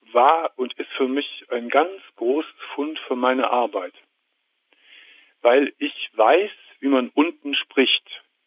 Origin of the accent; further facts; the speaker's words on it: Gummersbach, North Rhine-Westphalia, Germany; ich komme aus Gummersbach